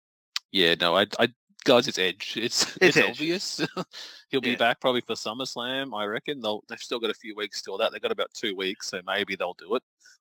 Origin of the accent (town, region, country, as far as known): Australia